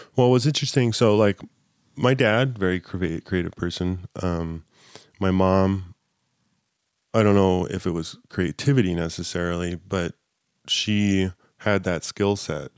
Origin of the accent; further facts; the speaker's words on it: Southern California, United States; I grew up in Southern California